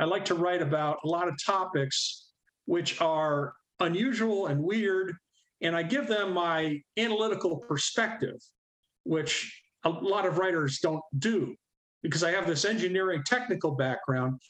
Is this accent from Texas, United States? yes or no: no; Corning, New York, United States; also born or lived in Troy, New York; I'm originally from Western New York State, being born in Corning.